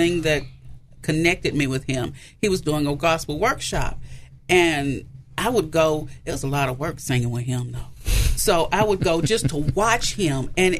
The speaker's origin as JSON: {"language": "English", "town": "Memphis", "region": "Tennessee", "country": "United States", "tie": "born or raised there", "said": "I grew up in Orange Mound. I grew up in Orange Mound."}